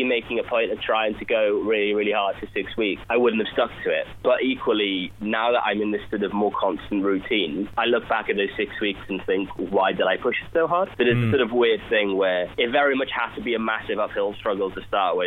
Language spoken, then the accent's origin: English; Wales, United Kingdom; moved away; I'm from Wales, from the Welsh coast.